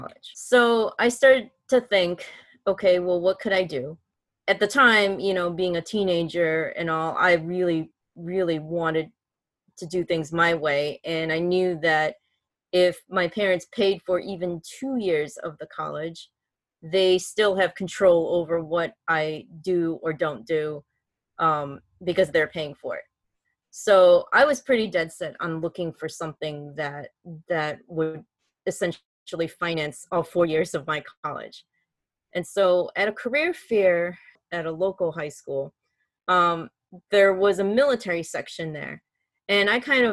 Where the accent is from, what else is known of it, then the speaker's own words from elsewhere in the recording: Chicago, Illinois, United States; moved away as an adult; I'm originally from Chicago, Illinois